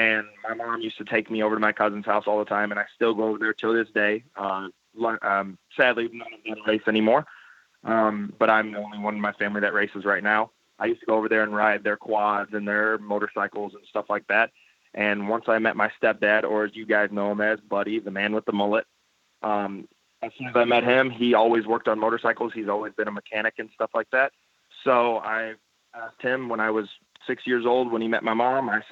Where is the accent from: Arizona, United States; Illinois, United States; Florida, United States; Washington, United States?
Illinois, United States; St. Jacob; also born or lived in Belleville, Illinois / Collinsville, Illinois; I actually grew up in Collinsville, Illinois, which is where Cole Zabala is. And then when I was around 6 years old, I moved to St. Jacob, Illinois, where I reside now